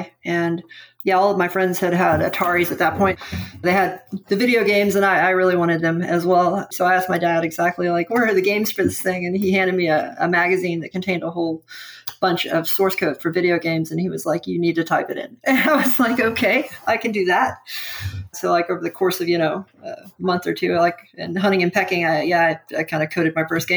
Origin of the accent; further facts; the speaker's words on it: San Antonio, Texas, United States; also born or lived in Austin; I'm from San Antonio